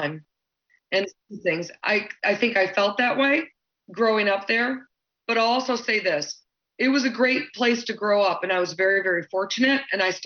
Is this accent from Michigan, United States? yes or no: yes; Grosse Pointe, Michigan, United States; also born or lived in Cedar Rapids, Iowa / Chicago, Illinois; I was born in Cedar Rapids, Iowa, me and Ashton Pusher. It's the home of Quaker Oats. I remember waking up when I was like 3 and smelling Quaker Oats brewing in the background. But eventually, after a small stay in Chicago, Illinois, my family moved to Grosse Pointe, Michigan, to be near the lake.